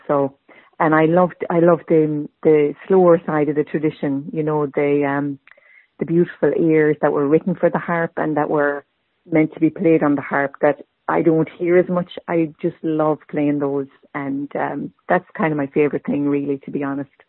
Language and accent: English; Tipperary, Munster, Ireland; moved away as an adult; also born or lived in Borrisokane / New England; now in Boston, United States; I was born and raised in Tipperary and came to uh, New England as an adult.